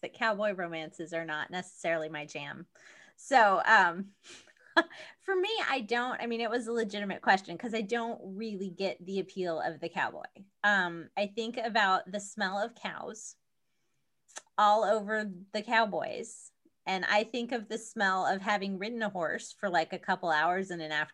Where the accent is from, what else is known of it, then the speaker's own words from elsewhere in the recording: Southwest, United States; I grew up in the Southwest